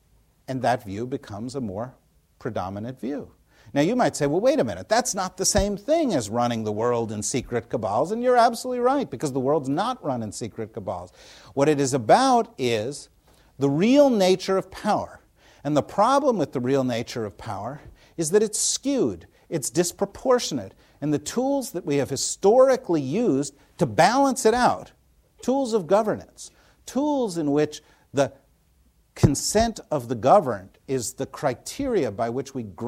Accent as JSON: {"language": "English", "region": "New Jersey", "country": "United States", "tie": "born or raised there", "said": "when Tina and I were growing up in New Jersey, you know, I heard about the World Jewish Conspiracy"}